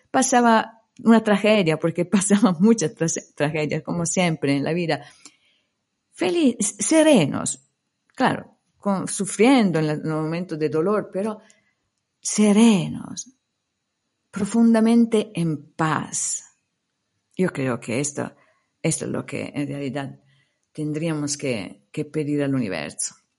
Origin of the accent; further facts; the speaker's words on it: Italy; Spanish is a second language; moved away; also born or lived in India; mi país de origen